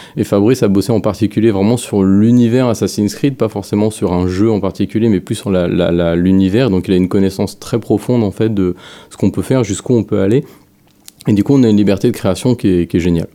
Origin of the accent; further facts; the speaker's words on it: France; moved away as an adult; now in Montreal, Canada; je suis français, puis j'ai, j'ai, je suis parti là-bas, bah, pour le jeu vidéo